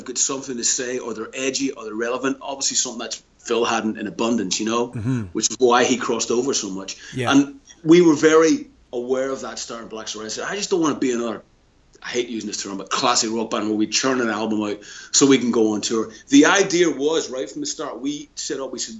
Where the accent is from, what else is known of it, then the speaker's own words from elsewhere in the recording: Belfast, Northern Ireland, United Kingdom; Obviously, we had the advantage of both growing up in Belfast, but we didn't know each other. We grew up in different parts of Belfast.